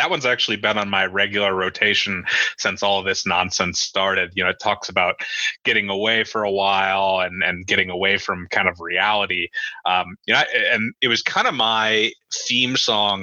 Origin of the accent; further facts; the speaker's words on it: United States; I grew up in South City.